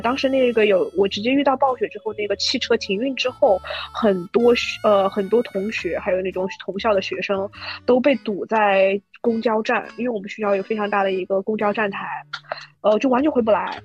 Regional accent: Hubei, China; 实际上我老家是湖北的啊。呃，我湖北的话，我是长江边上长大的

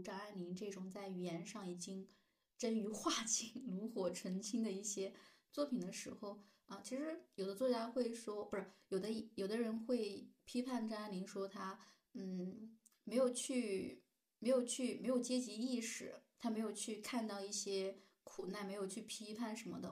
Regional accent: China; 在我们大陆这边

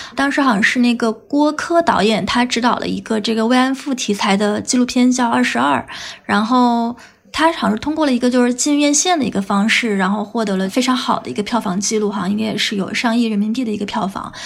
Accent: Guizhou, China; 我家也是这个南方的嘛，就是我家是这个，呃，贵州的

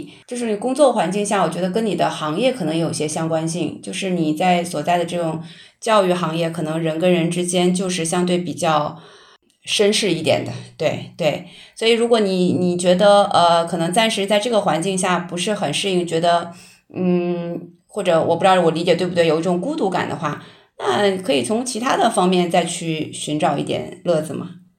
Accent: Northeast China, China; 人家也可以说我们东北人讲东北话很排外，我们也听不懂，对吧？

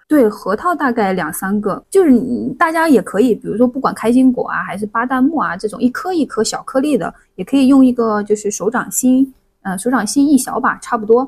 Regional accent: Hunan, China; moved away; also born or lived in Tianjin; 我老家，就湖南那边的话，特别喜欢用葱姜蒜辣椒

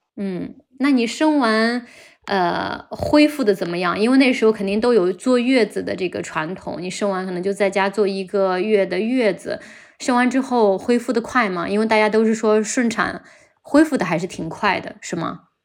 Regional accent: Henan, China; moved away; 我们老家一个河南的小县城的落后的农村里面

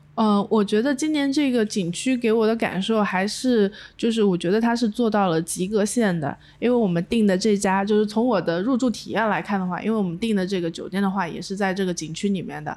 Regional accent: China; 在旅游上我们中国人也是很卷

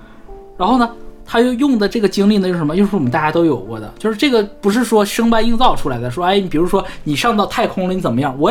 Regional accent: Northeast China, China; now in Hong Kong; 我们东北人

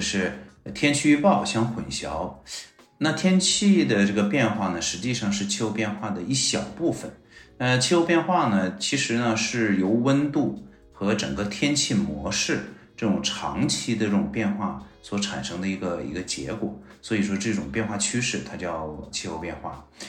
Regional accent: Harbin, Heilongjiang, China; now in Beijing, China; 我本身是东北人啊，我哈尔滨人，那我们哈尔滨

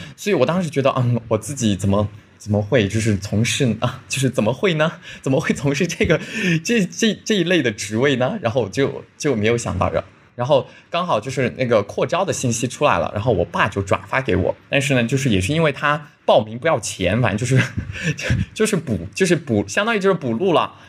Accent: Yunnan, China; also born or lived in Beijing; 所以我基本上是二零二零年的五月份辞职回到了家，就是我老家是云南的，然后就，呃，五月份就回到了云南

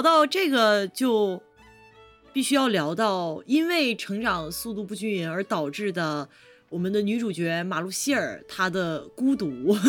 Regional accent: Shandong, China; 小时候在，在山东嗯。吃过那个烤

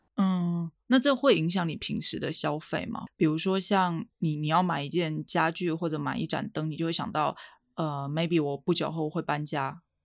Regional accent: Quanzhou, Fujian, China; also born or lived in Beijing; now in Shanghai, China; 我之前搬，从北京搬出来回福建住了一阵嘛

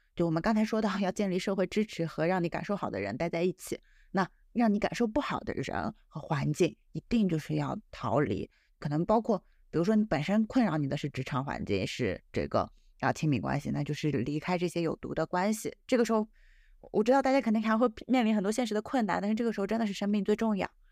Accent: China; 我们中国人相对来说，其实表达还是比较含蓄的

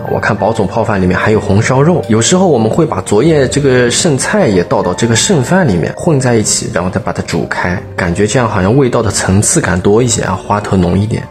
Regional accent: Shanghai, China; 我们这些土生土长的这个上海人

